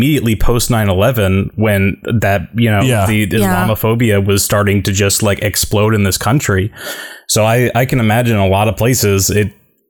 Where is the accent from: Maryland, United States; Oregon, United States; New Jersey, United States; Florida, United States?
New Jersey, United States; I grew up in New Jersey.